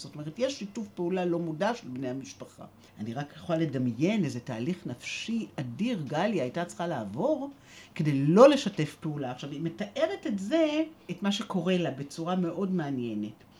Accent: Jerusalem, Jerusalem District, Israel; אני ישראלית, ואני ירושלמית, מצד אחד אה, שורשים עמוקים בירושלים

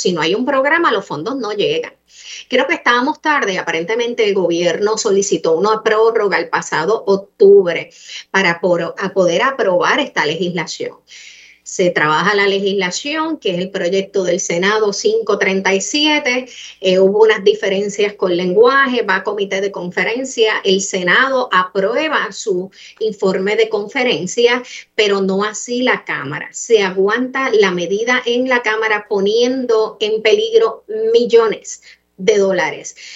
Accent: Puerto Rico; todos somos puertorriqueños

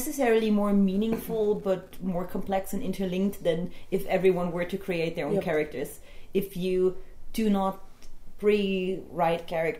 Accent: Germany; I'm from Germany, but I work with Not Only LARP as a Spanish organization.

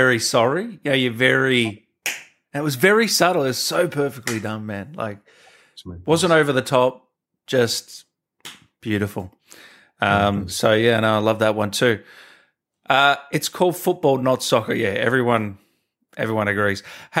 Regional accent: Australia

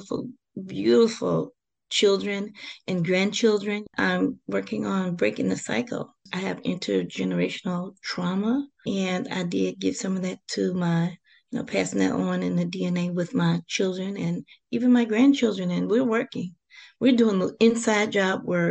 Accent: Detroit, Michigan, United States; I'm born and raised in Detroit, Michigan

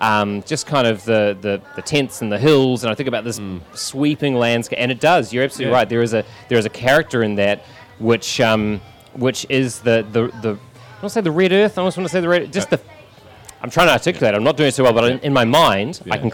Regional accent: New Zealand; now in Melbourne, Australia; growing up in New Zealand

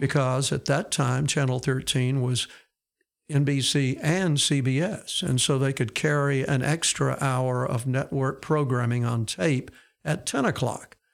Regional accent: Fayette, Alabama, United States; I grew up in Fayette, uh, over in West Alabama

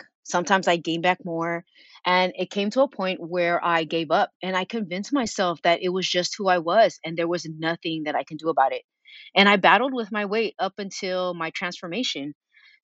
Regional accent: Sunnyvale, California, United States; also born or lived in San Jose; I was born in San Jose, raised in Sunnyvale

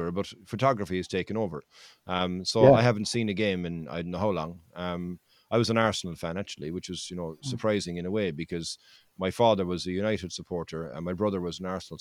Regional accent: Cork, Munster, Ireland; I'm from Cork, and it's always strange for a Corkman to say

